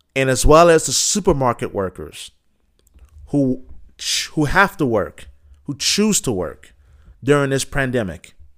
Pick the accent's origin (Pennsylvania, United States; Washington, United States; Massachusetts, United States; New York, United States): Massachusetts, United States; Boston; being a Bostonian